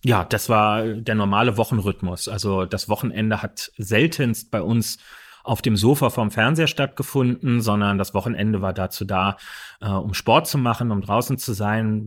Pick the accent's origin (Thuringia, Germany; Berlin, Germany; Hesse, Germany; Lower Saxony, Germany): Berlin, Germany; Wir sind alles gebürtige Berliner. Wir sind damit groß geworden